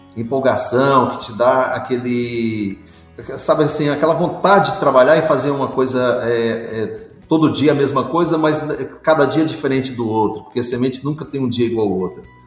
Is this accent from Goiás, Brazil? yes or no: yes; Morrinhos, Goiás, Brazil; fui criado na, na zona rural, minha família é de origem rural e origem assim, muito humilde, do interior de Goiás, da cidade, eu sou da cidade de Morrinhos, onde nasci